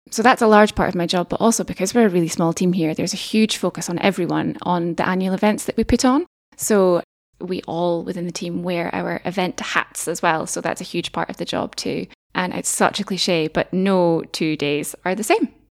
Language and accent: English; Dumfries and Galloway, Scotland, United Kingdom; now in Aberdeen, United Kingdom; originally from Dumfries and Galloway, about as far away as you can get from Aberdeen, staying in the same country